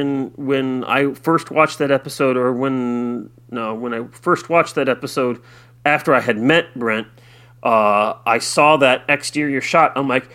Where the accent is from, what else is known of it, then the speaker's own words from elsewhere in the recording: Iowa, United States; I did mention on there that I'm from Central Iowa